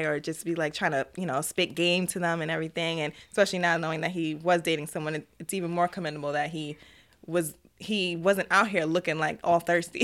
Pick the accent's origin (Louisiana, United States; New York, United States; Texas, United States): New York, United States; New York City; I'm actually from Queens, New York